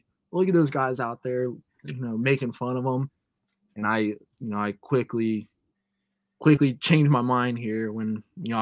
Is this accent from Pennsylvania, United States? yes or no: no; Cincinnati, Ohio, United States; Growing up in Cincinnati